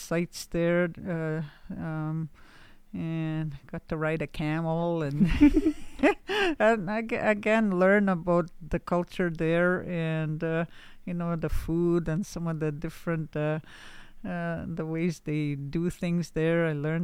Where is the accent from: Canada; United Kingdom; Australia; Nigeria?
Canada; also born or lived in Laxo First Nation / Nigwans Bay / Pelican Lake Indian Residential School; now in Frenchman's Head, Canada; I'm from Laxo First Nation. I grew up in Nigwans Bay and Kijik Bay, and now I reside in Frenchman's Head